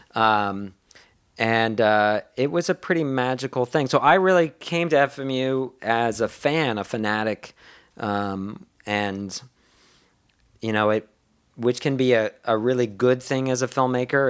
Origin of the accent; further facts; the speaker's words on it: Boston, Massachusetts, United States; I went to high school in the Boston area.